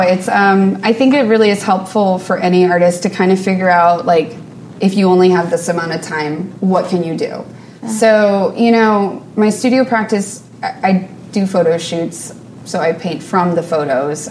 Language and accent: English; New Orleans, Louisiana, United States; moved away as an adult; now in New York, United States; I grew up in New Orleans and uh, we've been in New York for about nine years